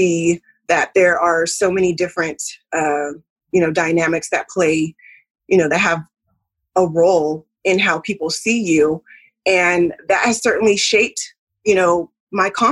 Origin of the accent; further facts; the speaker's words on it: California, United States; now in the South, United States; I am living in the South, but I am originally from California. So, you know, just having that sort of upbringing